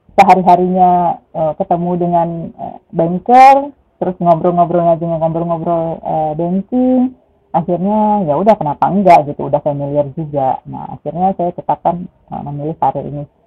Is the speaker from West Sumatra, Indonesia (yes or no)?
yes; Padang, West Sumatra, Indonesia; now in Bintaro, South Tangerang, Indonesia; saya lahirnya di Padang, saya Minangis